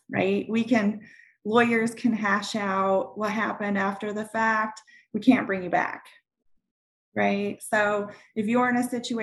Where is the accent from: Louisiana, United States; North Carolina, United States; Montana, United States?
Montana, United States; I grew up in Montana